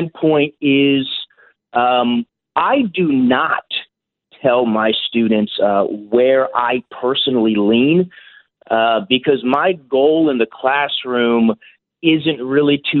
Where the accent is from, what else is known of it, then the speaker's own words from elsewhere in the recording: California, United States; moved away as an adult; also born or lived in New York City; now in St. Louis, United States; my home state of California